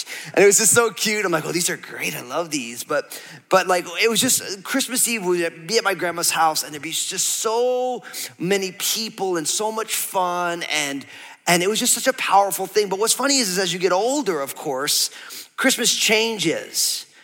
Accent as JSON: {"language": "English", "region": "New Jersey", "country": "United States", "said": "I'm all Italian from New Jersey"}